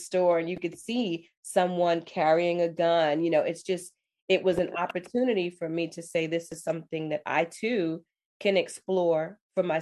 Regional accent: New York City, New York, United States; I was born and raised in New York City, I grew up in the Bronx

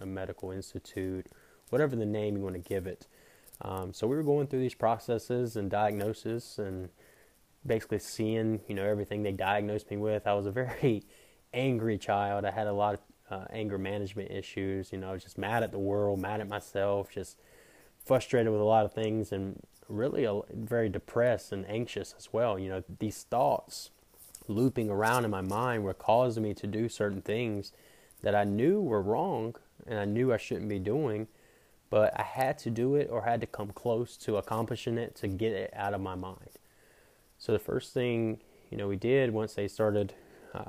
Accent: Pinetops, North Carolina, United States; I am from Pine Tops, North Carolina. Pine Tops is a very small town in Edgecombe County

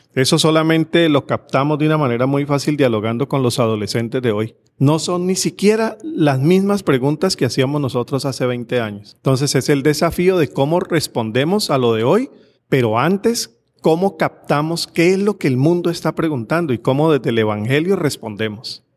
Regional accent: Cali, Valle del Cauca, Colombia; estamos precisamente en Cali, ciudad donde yo nací y fui monaguillo en dos iglesias

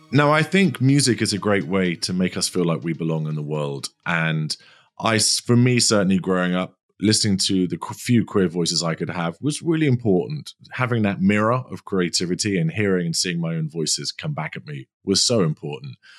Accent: London, United Kingdom; I'm a Londoner

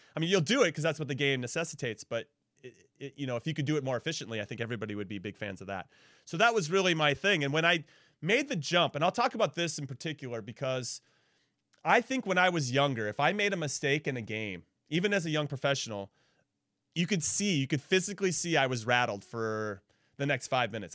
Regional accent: Southern California, United States; I, I grew up in Southern California

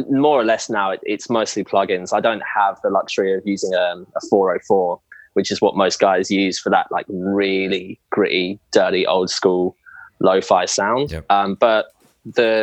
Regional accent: England, United Kingdom; moved away as an adult; now in Australia; being English, I've moved over from England to Australia about 3 years ago

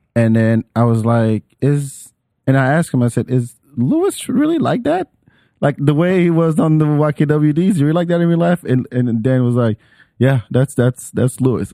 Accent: Paris, Île-de-France, France; English is a second language; moved away; I grew up in Paris

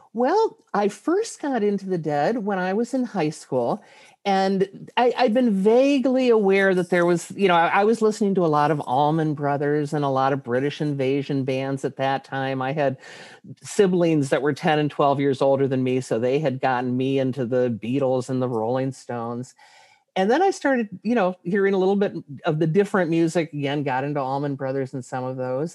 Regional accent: Ann Arbor, Michigan, United States; my hometown, Ann Arbor

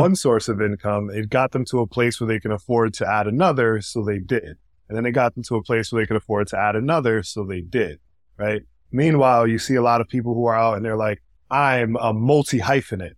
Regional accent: New York City, New York, United States; also born or lived in Washington Heights / Providence, Rhode Island; I grew up, um, here in the Bronx. I was here until I was about nine, ten years old. And then we moved to Providence, Rhode Island

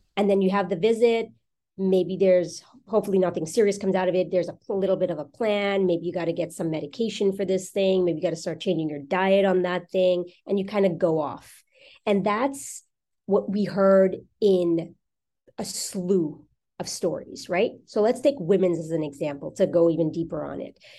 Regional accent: New York, United States; moved away as an adult; now in Newport Beach, United States; I'm from New York

